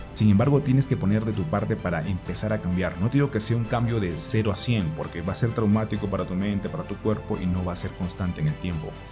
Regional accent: Peru; moved away as an adult; now in Colombia; Yo soy de Perú, pero actualmente vivo en Colombia.

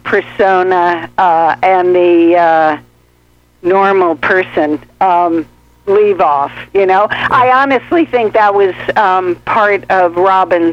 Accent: St. Louis, Missouri, United States; moved away as an adult; also born or lived in Los Angeles; I'm from St. Louis

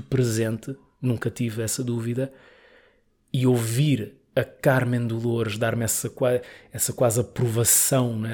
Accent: Mozambique; moved away as an adult; now in Lisbon, Portugal; eu gosto imenso de, de Moçambique, né? fui criado lá e gosto muito

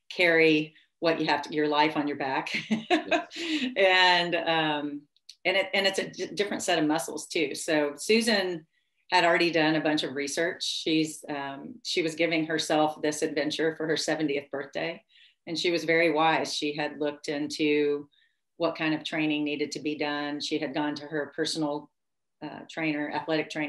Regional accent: Tennessee, United States; I grew up in America and Tennessee

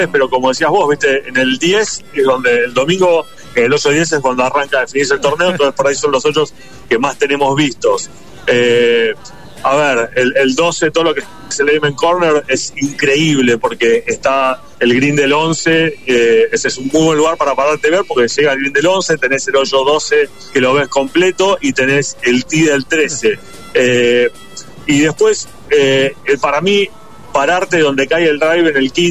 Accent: Bariloche, Río Negro, Argentina; Y yo soy de Bariloche

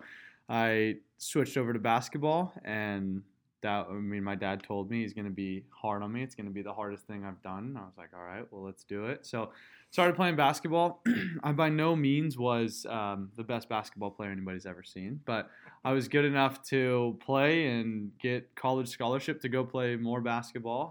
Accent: Tulsa, Oklahoma, United States; I'm from Tulsa, Oklahoma, born and raised

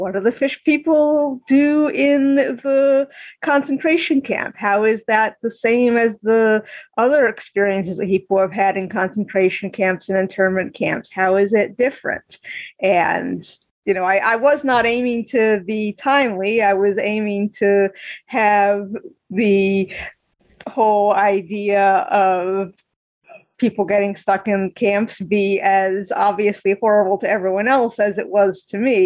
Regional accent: Eastern Massachusetts, United States; my experiences growing up in Eastern Massachusetts

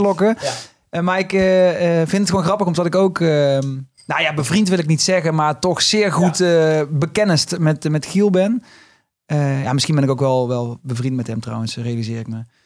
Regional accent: Limburg, Netherlands; accent: Limburgish; now in Amsterdam, Netherlands; ik ben niet geboren op het Goois matras, maar juist in de prairie van, van Limburg

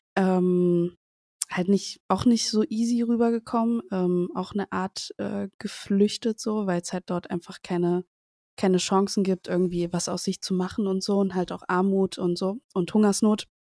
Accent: Cuba; now in Germany; ich komme aus Kuba

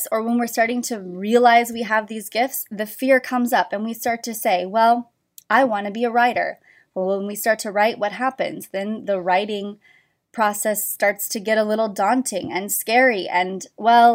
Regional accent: Orange County, California, United States; moved away; I was from Orange County

